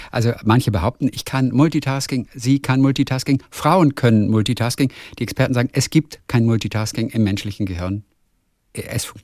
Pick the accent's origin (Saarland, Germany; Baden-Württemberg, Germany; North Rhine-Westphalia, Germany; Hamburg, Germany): North Rhine-Westphalia, Germany; Cologne; born there; Ich bin gebürtige Kölnerin